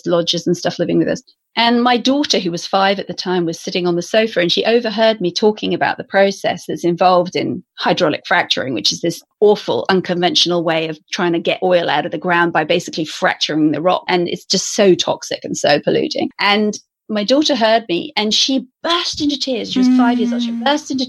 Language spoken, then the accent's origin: English; Stroud, South West England, United Kingdom; the area I grew up in, where I live now, which is in the Cotswolds in the west of England